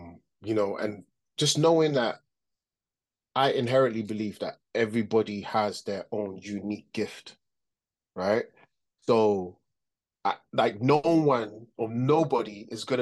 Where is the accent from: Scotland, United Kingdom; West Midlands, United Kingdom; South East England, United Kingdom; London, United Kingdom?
London, United Kingdom; I grew up in London, though